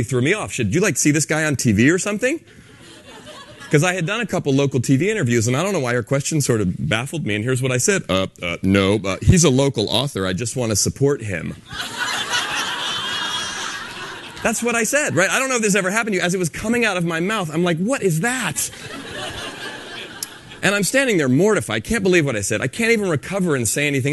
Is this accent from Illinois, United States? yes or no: no; San Francisco, California, United States; I'm from San Francisco